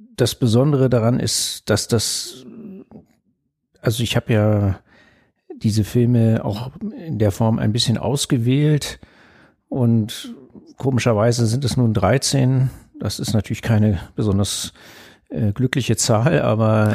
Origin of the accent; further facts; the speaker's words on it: Berlin, Germany; damals war das so im Zentrum von West-Berlin, äh, wo ich aufgewachsen bin